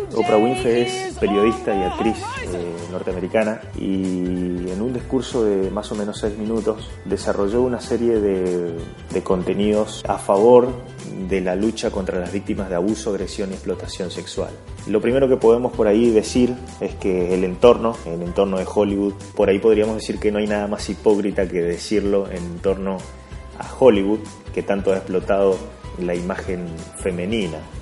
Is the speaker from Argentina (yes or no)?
yes; Argentina; En Argentina, en mi país